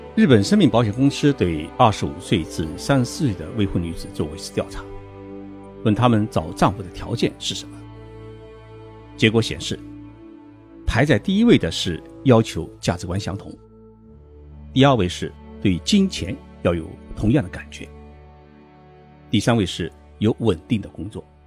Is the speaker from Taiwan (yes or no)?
no; China; 按照我们中国人的概念